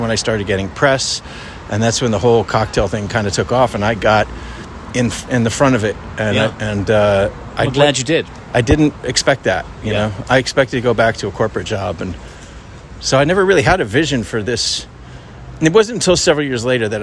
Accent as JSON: {"language": "English", "region": "New Jersey", "country": "United States", "moved": "yes", "lives_now": "San Francisco, United States", "said": "I'm from New Jersey, and so I get a lot of East Coasters come"}